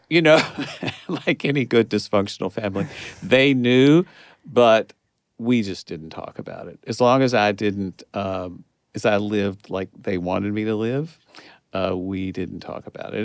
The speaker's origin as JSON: {"language": "English", "region": "Kentucky", "country": "United States", "tie": "born or raised there", "moved": "as an adult", "said": "it was my hometown"}